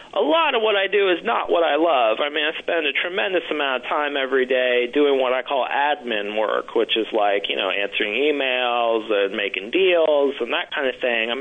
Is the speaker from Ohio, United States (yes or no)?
yes; Ohio, United States; moved away as an adult; now in Austin, United States; I was born in Ohio, went to school in Ohio. I moved to Texas by accident